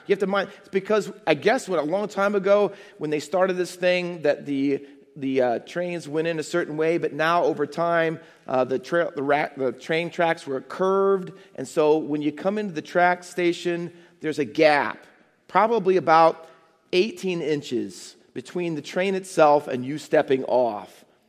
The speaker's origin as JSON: {"language": "English", "town": "Findlay", "region": "Ohio", "country": "United States", "tie": "born or raised there", "moved": "as an adult", "said": "my dad was transferred from where I grew up in Findlay, Ohio, to London, England."}